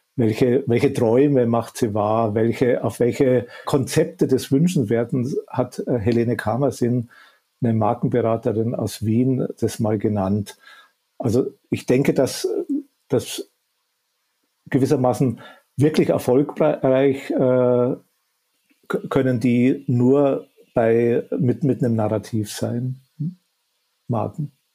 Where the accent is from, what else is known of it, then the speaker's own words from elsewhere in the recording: Upper Bavaria, Germany; accent: Bavarian; Ich komme aus dem tiefsten Bayern und aus dem Süden äh, Oberbayerns. Äh, ich wohne auch da in, in, im schönen Chiemgau